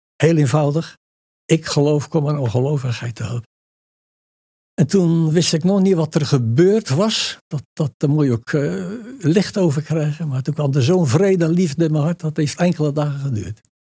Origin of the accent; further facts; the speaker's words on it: Dordrecht, South Holland, Netherlands; En onder armoedige omstandigheden zich gevestigd in Dordrecht. En daar ben ik dan geboren